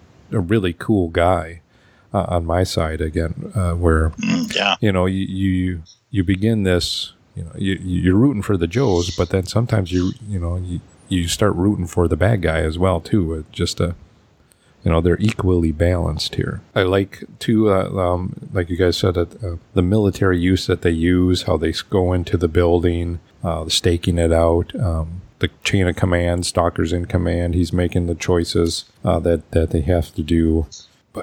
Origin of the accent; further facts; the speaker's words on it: Wisconsin, United States; my home state, Wisconsin